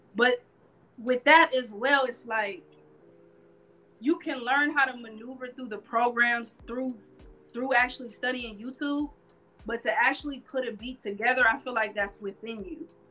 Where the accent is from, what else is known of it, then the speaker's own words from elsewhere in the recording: Carson, California, United States; also born or lived in Hollywood, California; I'm originally from Carson, California. I've been living here in Hollywood.